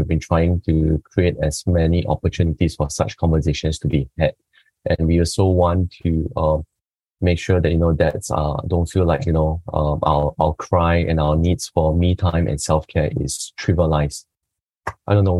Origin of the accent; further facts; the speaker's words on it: Singapore; from Singapore